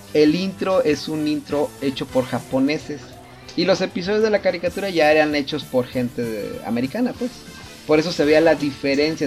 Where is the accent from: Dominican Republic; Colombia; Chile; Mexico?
Mexico; como mexicanos, como latinos